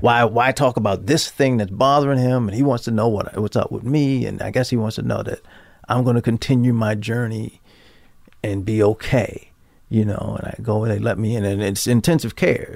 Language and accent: English; Baltimore, Maryland, United States; moved away as an adult; also born or lived in New York; I grew up in Baltimore, Maryland. I'm sorry. It, just for your listeners, I grew up in Baltimore City